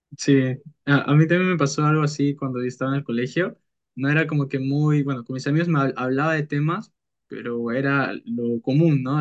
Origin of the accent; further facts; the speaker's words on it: Peru; mi país, eh, que es Perú